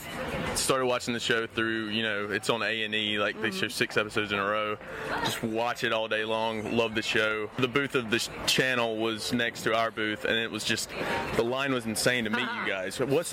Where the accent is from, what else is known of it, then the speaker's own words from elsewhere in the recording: South Carolina, United States; South Carolina.